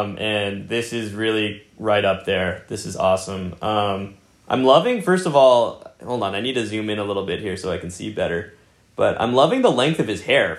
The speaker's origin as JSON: {"language": "English", "town": "New York City", "region": "New York", "country": "United States", "tie": "born or raised there", "said": "I think it depends on where you grow up, but I think like growing up in New York City, like you're exposed to so much cool stuff"}